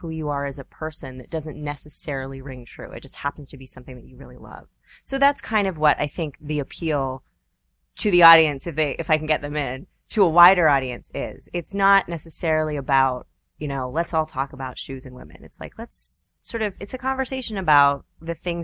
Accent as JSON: {"language": "English", "town": "Vancouver", "region": "British Columbia", "country": "Canada", "tie": "born or raised there", "also_born_or_lived": "Toronto / Seattle / California", "moved": "yes", "lives_now": "New York, United States", "said": "So I grew up in Vancouver. I'm not from here."}